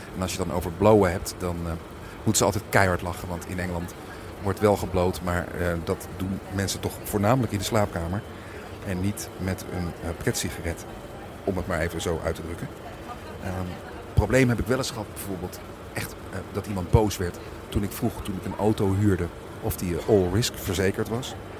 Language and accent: Dutch; Netherlands; moved away as an adult; now in England, United Kingdom; ik ben Nederlands